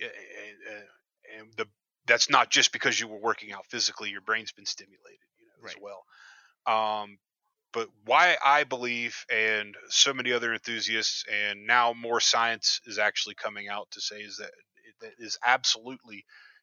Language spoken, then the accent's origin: English; North Carolina, United States; now in Montana, United States; I'm from North Carolina originally